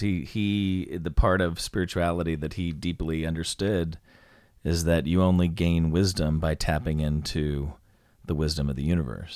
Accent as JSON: {"language": "English", "region": "West Coast", "country": "United States", "tie": "born or raised there", "also_born_or_lived": "the South", "moved": "yes", "said": "I, I'm from the West Coast."}